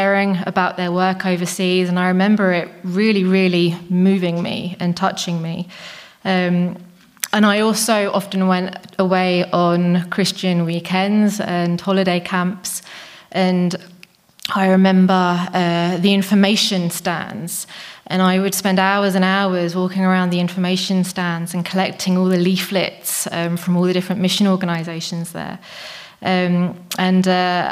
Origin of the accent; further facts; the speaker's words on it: England, United Kingdom; moved away as an adult; now in Czech Republic; I'm English